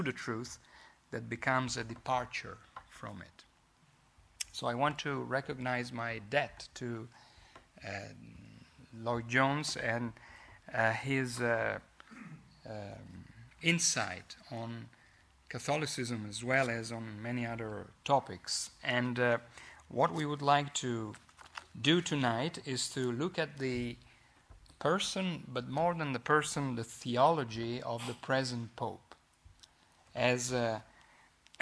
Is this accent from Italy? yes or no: yes; Italy; accent: Italian; English is a second language; I hope that you will bear with my Italian accent. If you don't, I can easily speak Italian